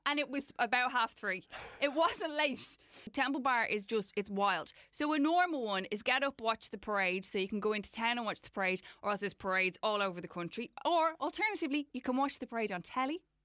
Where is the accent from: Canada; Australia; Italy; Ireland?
Ireland